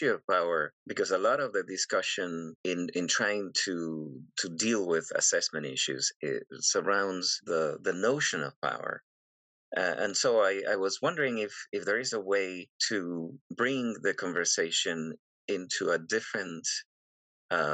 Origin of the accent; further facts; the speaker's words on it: Venezuela; moved away; I'm originally from Venezuela